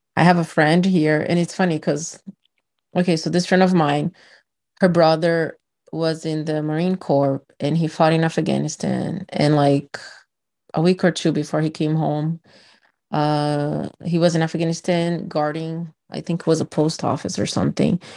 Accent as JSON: {"language": "English", "country": "Brazil", "also_born_or_lived": "Miami", "second_language": "English", "moved": "as an adult", "lives_now": "United States", "said": "I'm from Brazil"}